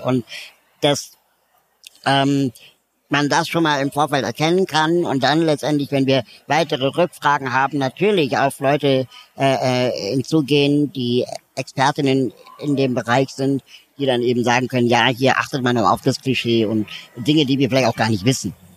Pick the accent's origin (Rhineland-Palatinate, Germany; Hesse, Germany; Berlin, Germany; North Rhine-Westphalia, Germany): Berlin, Germany; Ich komme auch aus Berlin